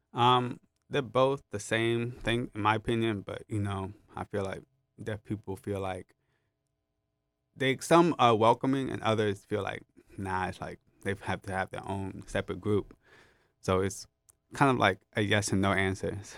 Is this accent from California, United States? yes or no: yes; Los Angeles, California, United States; born and raised in Los Angeles, California